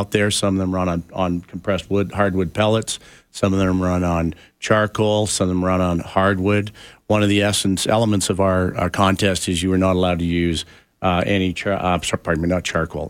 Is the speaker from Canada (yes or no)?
yes; Canada; I am as Canadian can be